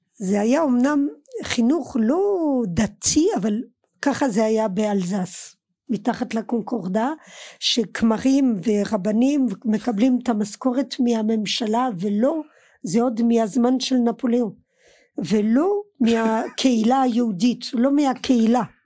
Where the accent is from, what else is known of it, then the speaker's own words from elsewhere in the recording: Colmar, Grand Est, France; Hebrew is a second language; moved away as an adult; now in Israel; גדלתי עד שעליתי לארץ גדלתי בקולמר